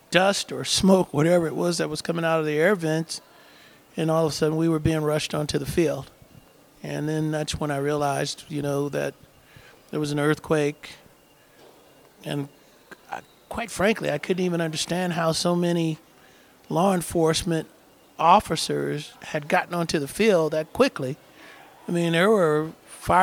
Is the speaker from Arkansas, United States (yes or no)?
no; Oakland, California, United States; I grew up in Oakland